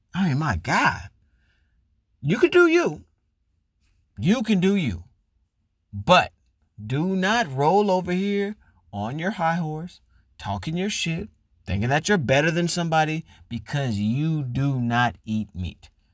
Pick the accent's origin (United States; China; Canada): United States; Florida; moved away as an adult; now in California, United States; I'm from Florida, which is the South, which is huge on obesity, diabetes, and meat. Never met a vegetarian eighteen years I lived there